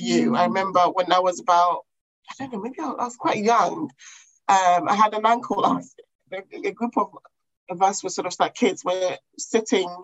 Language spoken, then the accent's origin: English; Ghana; also born or lived in England; now in London, United Kingdom; I went to Ghana when I was about 5. And I stayed with my grandmother for quite some time whilst my mum stayed in England to work.